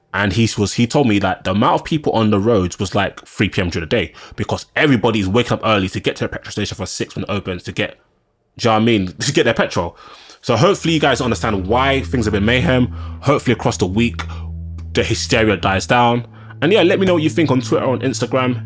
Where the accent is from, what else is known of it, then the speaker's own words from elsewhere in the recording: London, United Kingdom; I'm a Londoner